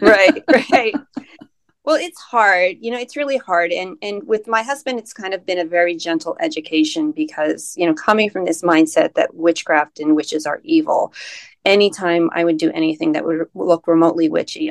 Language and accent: English; United States; being American